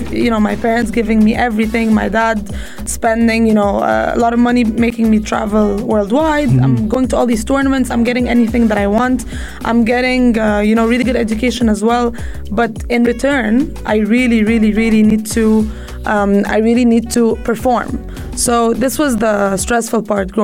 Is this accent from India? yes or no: no; Egypt; also born or lived in United States; now in United Arab Emirates; I grew up in Egypt, and squash in Egypt is dominating